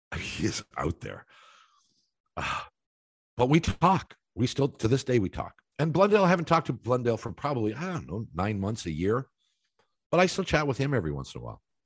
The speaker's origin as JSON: {"language": "English", "town": "Toronto", "region": "Ontario", "country": "Canada", "tie": "born or raised there", "also_born_or_lived": "Columbus, Ohio", "said": "When I was a kid in Toronto"}